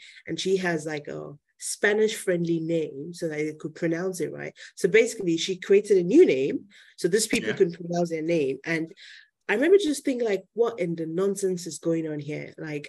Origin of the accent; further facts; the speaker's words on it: Nigeria; moved away; also born or lived in Spain; I think that's one of the blessings of being a Nigerian. I don't even want to say African, of being a Nigerian, and specifically of being Yoruba, in my case, a mix, but let's just stay on the Yoruba line.